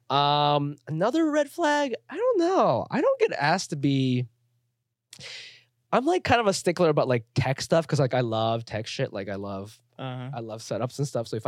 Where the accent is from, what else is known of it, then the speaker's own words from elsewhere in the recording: Chiba, Japan; Like I'm from Chiba, Japan."